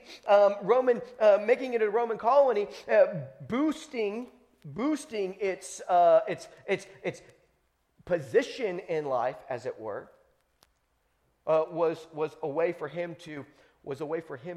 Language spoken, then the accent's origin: English; Texas, United States; I'm an American citizen. And not only that, I'm from Texas